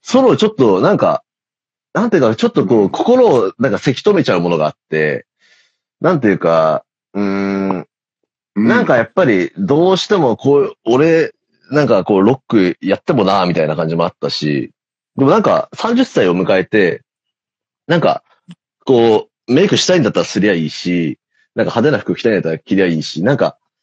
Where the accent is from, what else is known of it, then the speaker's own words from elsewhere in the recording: Tokyo, Japan; 俺、あの、大森ってとこ出身なんですけど